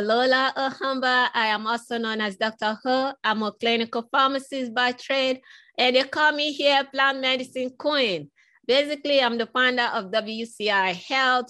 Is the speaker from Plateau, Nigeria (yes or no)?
no; Lagos, Nigeria; moved away; I was born in West Africa, in Nigeria, in Lagos